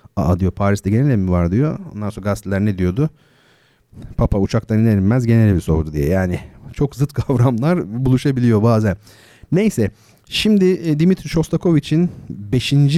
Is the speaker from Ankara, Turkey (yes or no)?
no; İzmir, Turkey; Karşıyaka'da, İzmir Karşıyaka'da oralıyım ben.